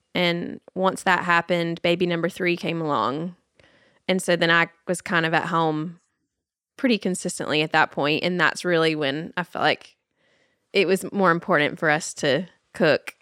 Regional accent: Nashville, Tennessee, United States; I am born and raised fifth generation Nashvilleian

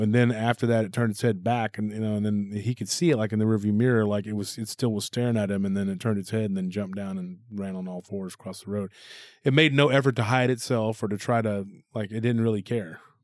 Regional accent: Taylor, Texas, United States; my hometown, from Taylor

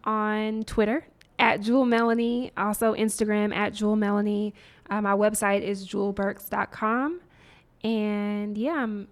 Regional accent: Nashville, Tennessee, United States; I grew up in the South, in Nashville. There were things I was not exposed to until I got to Howard.

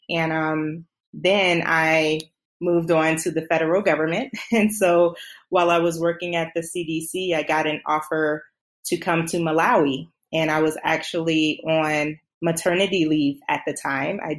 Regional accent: South Carolina, United States; also born or lived in Germany / Netherlands; So um, I am from South Carolina. I'm a military brat, so I did have some time growing up a bit in um, Germany and the Netherlands as a child.

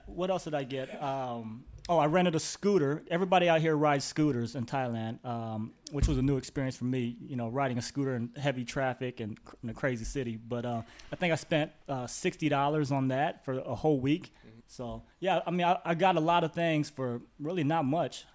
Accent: Indianapolis, Indiana, United States; moved away as an adult; also born or lived in Los Angeles; I grew up in Indianapolis

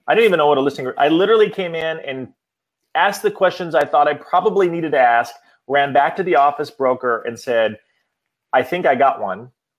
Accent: Iowa, United States; moved away as an adult; now in Washington, D.C., United States; So I moved from Iowa to Washington, D.C. after I had been touring with an international musical organization called Up With People

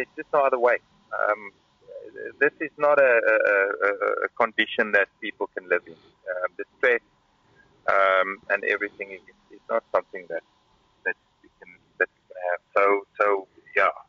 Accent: Karoo, South Africa; moved away as an adult; now in Kyiv, Ukraine; I come from the Karoo

